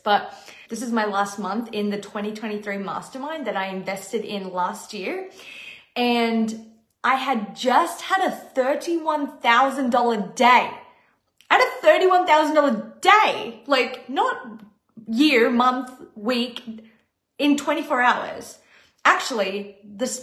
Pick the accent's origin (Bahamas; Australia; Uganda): Australia; moved away as an adult; now in Los Angeles, United States; I was being flown to my home country to perform on tour on a dream job and get to see my family.